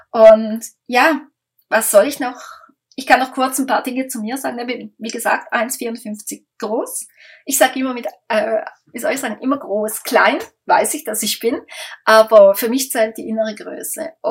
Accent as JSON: {"language": "German", "country": "Switzerland", "said": "da kommen wir aus der Schweiz"}